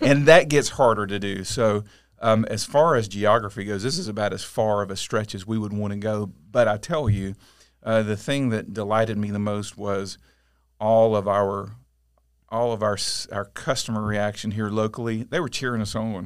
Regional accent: Auburndale, Florida, United States; also born or lived in Winter Haven; I grew up mostly in Auburndale, went away a few years to school, but other than that, I've been here my whole life

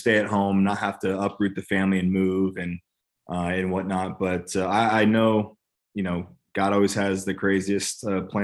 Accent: California, United States; now in Nashville, United States; I'm from California

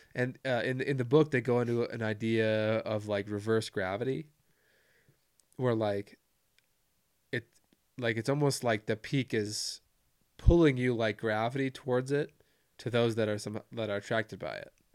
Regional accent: United States; I'm an American

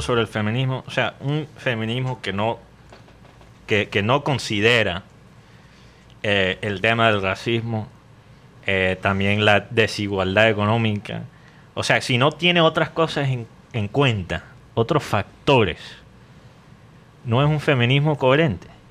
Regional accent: United States; Spanish is a second language; moved away; tengo la lengua poco pegada por ser mm. gringo

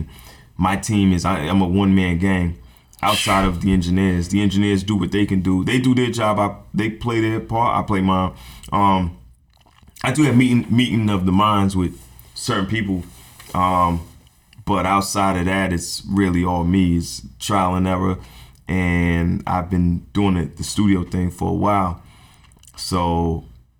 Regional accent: Barbados; I'm from Barbados

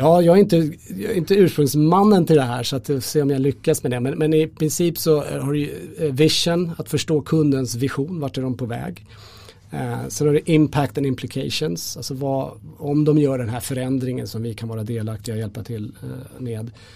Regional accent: Sweden; vi som svenskar

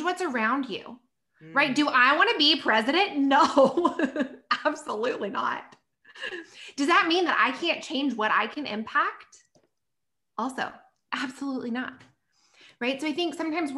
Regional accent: South Carolina, United States; moved away as an adult; now in Los Angeles, United States; I'm from South Carolina and I quit my job, left everything, like told my parents bye, and I moved to California

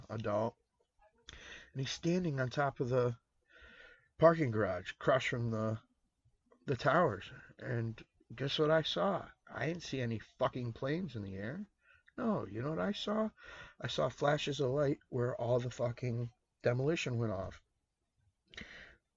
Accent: United States

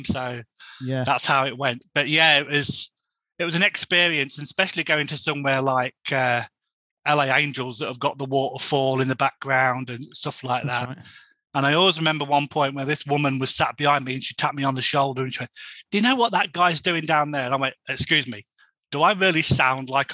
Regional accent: Boston, East Midlands, United Kingdom; moved away as an adult; now in Ottawa, Canada; My hometown in the UK is Boston

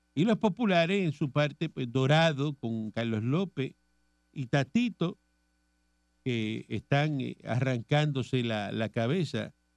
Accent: Cuba; moved away as an adult; now in Puerto Rico; yo soy cubano

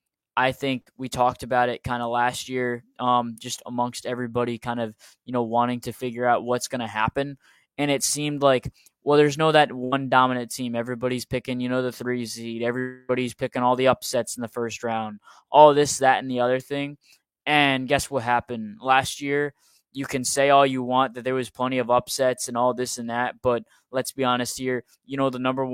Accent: Rhode Island, United States; I'm from Rhode Island

